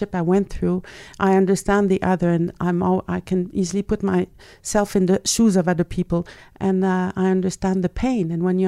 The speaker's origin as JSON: {"language": "English", "region": "Quebec", "country": "Canada", "tie": "born or raised there", "also_born_or_lived": "Nova Scotia / Ontario / Manitoba", "said": "I was born in Nova Scotia and moved Ontario, Manitoba, and then finally we arrived in the French province, Quebec, and I was 12 years old."}